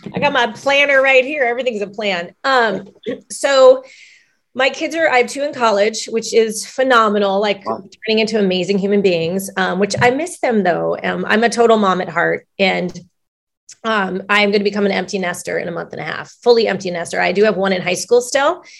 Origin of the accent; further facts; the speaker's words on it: Long Beach, California, United States; I am from Long Beach, the LBC